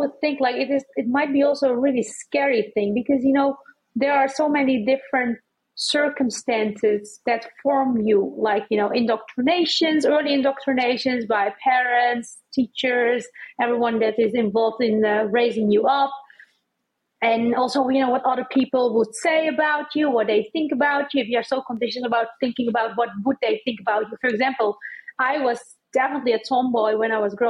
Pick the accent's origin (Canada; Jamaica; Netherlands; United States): Netherlands; also born or lived in Amsterdam; now in Cartagena; And then I was born in the Netherlands, but I was raised by Turkish parents, and through Turkish standards, norm, what they had learned.